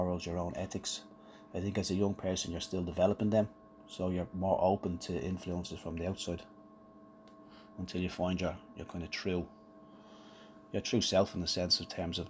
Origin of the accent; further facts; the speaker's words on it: Ireland; we're Irish